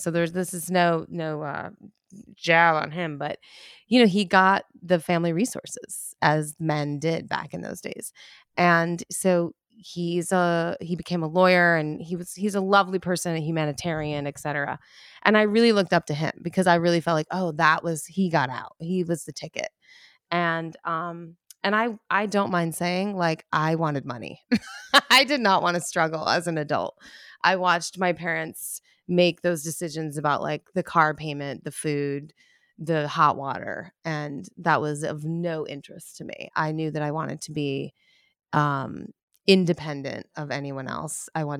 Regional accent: Pittsfield, Massachusetts, United States; I grew up in Pittsfield, Massachusetts. It's a small town. I think there's about 30,000 people in it now. So it's not that small of a town.

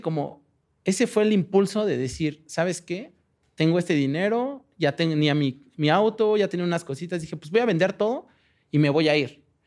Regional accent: Mexico; moved away as an adult; now in Berlin, Germany; de México

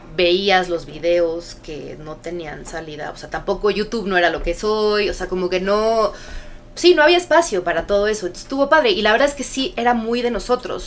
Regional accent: Mexico City, Mexico; also born or lived in United States / Chicago; yo nací en Estados Unidos, pero desde chiquita crecí, viví en México, en la Ciudad de México, toda mi vida

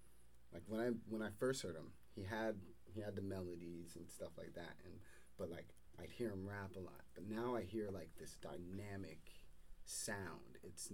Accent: Nova Scotia, Canada

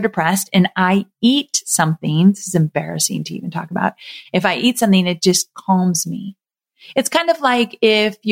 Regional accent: Southern California, United States; moved away as an adult; also born or lived in Santa Barbara, California; now in Nashville, United States; I was born and raised in Southern California, and I've lived there my entire life.

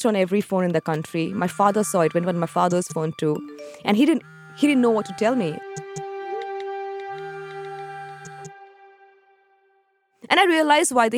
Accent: India; I'm an Indian at heart, and that's where I belong.

